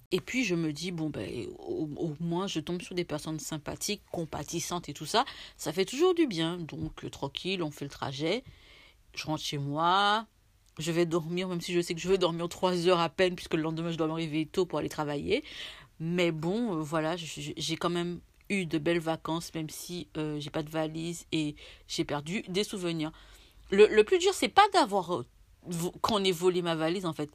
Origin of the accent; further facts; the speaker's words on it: France; je suis française